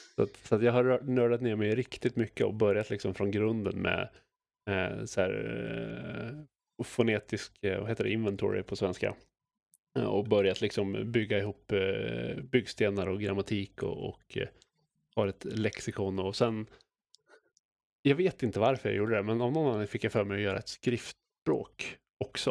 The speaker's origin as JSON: {"language": "Swedish", "country": "Sweden", "said": "som svensk rollspelare"}